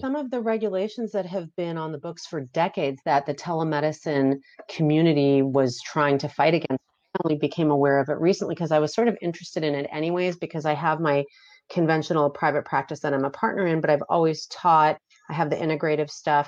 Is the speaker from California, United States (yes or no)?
yes; Beverly Hills, California, United States; I grew up in Beverly Hills.